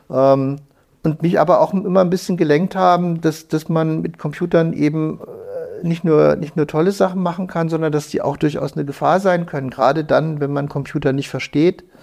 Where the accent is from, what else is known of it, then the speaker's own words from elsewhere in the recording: Lower Saxony, Germany; Nein, ich bin aufgewachsen in der Düneburger Heide. Ah ja, okay. Also so etwas nördlich von Wolfsburg.